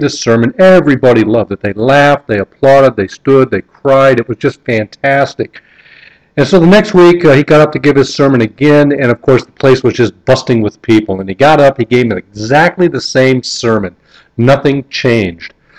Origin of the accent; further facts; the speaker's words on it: North Kingsville, Ohio, United States; where I grew up in North Kingsville, Ohio